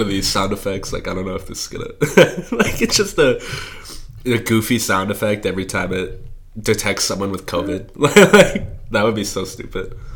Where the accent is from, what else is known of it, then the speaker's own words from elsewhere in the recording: Eden Prairie, Minnesota, United States; now in Madison, United States; I'm from Eden Prairie. It's a suburb of Minneapolis.